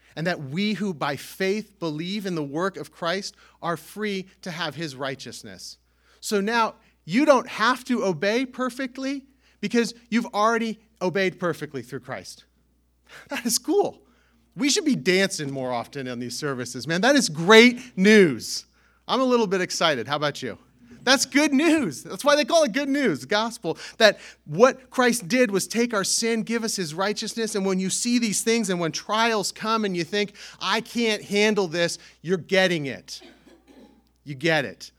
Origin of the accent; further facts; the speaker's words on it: California, United States; now in Northeast United States; I grew up in California